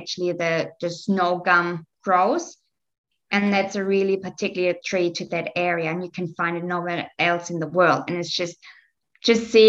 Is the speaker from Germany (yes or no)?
yes; Germany; I'm from Germany.